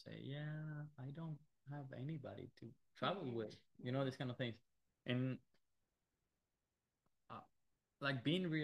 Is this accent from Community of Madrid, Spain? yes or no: yes; Madrid, Community of Madrid, Spain; I live in Madrid. I am from Madrid. I was born here.